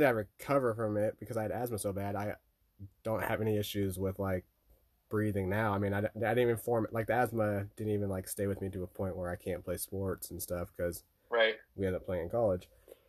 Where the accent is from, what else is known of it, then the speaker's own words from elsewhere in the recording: West Covina, California, United States; born there; I was born in West Covina, California.